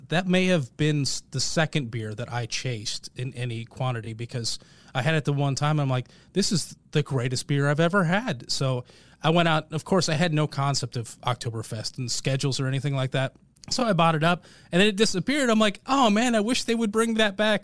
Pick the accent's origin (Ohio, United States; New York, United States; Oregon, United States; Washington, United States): Oregon, United States; Portland; now in Marietta, Georgia, United States; I grew up in Portland